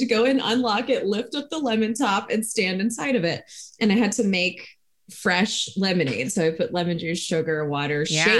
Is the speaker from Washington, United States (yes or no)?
no; South Carolina, United States; I'm from South Carolina.